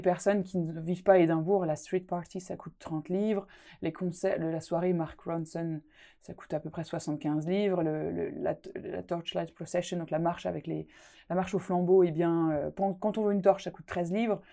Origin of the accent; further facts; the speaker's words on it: Alsace, Grand Est, France; accent: Alsatian; moved away as an adult; now in Scotland; dans ma région natale, l'Alsace